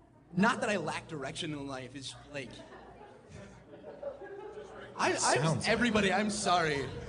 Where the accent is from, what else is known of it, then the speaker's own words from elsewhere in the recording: Fort Collins, Colorado, United States; I'm from Fort Collins.